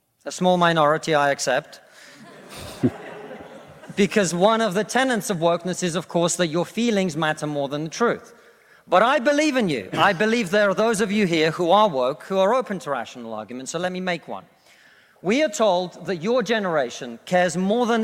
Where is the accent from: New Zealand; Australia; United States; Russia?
Russia; now in United Kingdom; I come from Russia, which is not a poor country